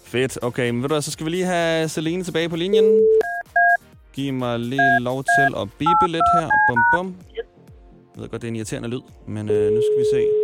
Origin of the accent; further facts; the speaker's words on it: Ballerup, Capital Region of Denmark, Denmark; jeg er omkring fra Ballerup